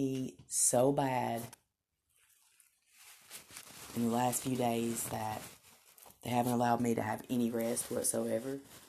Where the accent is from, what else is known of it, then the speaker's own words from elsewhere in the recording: Tennessee, United States; accent: Southern; It kind of began to overcome my southern accent